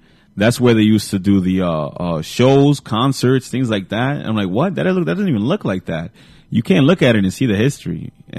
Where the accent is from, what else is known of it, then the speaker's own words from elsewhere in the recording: Paterson, New Jersey, United States; We're from Paterson. We grew up in America.